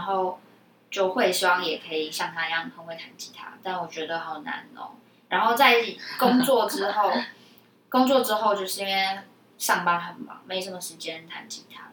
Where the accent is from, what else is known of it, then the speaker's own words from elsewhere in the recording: Taipei, Taiwan; 台北就大众交通工具算方便啦